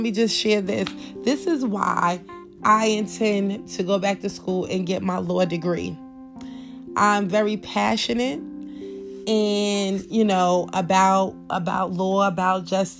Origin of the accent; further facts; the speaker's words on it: New York, United States; I was growing up in New York